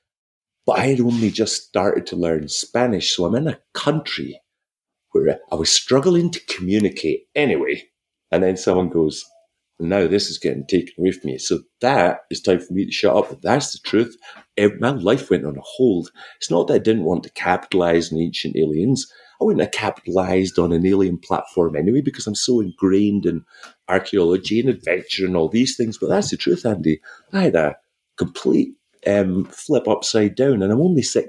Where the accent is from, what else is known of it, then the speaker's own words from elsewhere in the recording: Wick, Scotland, United Kingdom; also born or lived in Caithness / Glasgow; I was from Wick in the northeast coast of Scotland, right? So we were 120 miles from the closest cinema being brought up